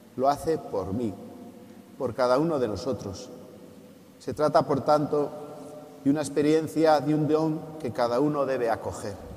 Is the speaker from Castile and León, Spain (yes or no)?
yes; Revilla Vallejera, Castile and León, Spain; now in Tarazona, Spain; Revilla Vallejera, mi pueblo